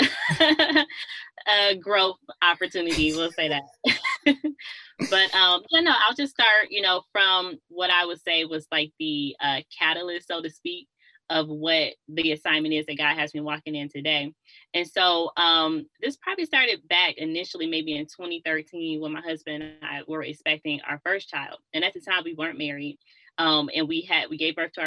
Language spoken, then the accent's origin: English; Detroit, Michigan, United States; moved away as an adult; I'm from Detroit